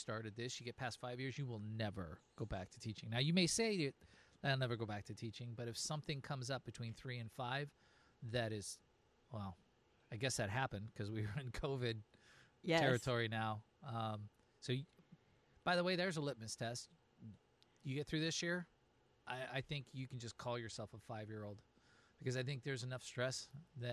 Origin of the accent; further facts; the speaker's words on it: West Coast, United States; moved away; I'm from the West Coast